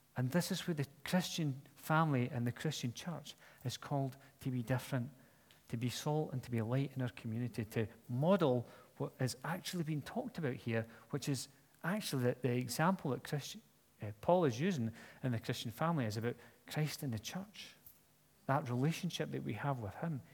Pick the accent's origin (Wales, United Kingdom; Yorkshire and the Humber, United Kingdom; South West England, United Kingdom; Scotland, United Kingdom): Scotland, United Kingdom; I'm Scottish